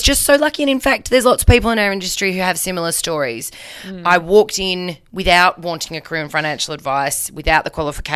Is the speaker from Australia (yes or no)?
yes; Tasmania, Australia; I grew up in Tassie and all my life wanted to be a doctor.